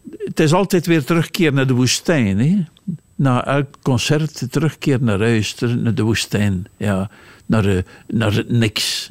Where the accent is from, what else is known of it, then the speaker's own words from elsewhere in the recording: Lauwe, Flanders, Belgium; now in Steenkerke, Belgium; Ik ben geboren in Lauwe langs de Leien.